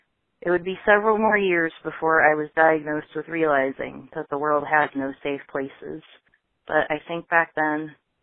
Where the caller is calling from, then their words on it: Vancouver, Washington, United States; I'm calling from Vancouver, Washington